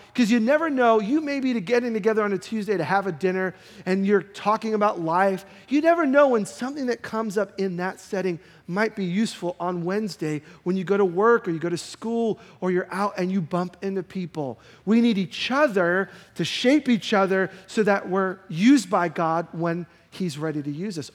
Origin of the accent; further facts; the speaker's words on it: New York, United States; I'm a New Yorker.